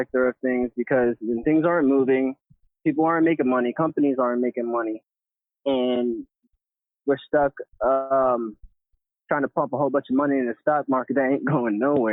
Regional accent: New York, United States; my home state of New York

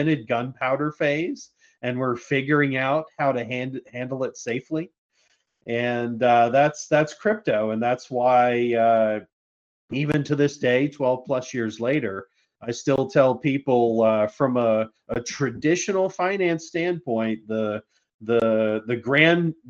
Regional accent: United States; Being an American

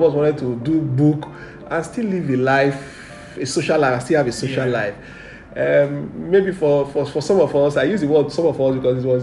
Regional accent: Warri, Delta, Nigeria; I grew up in the center of town of Wari. And growing up in Wari was quite an interesting experience

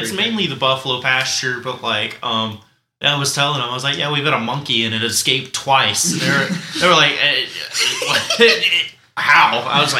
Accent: Tupelo, Mississippi, United States; I'm from Tupelo. Like it's a. Small, medium town in Mississippi, and we have a zoo.

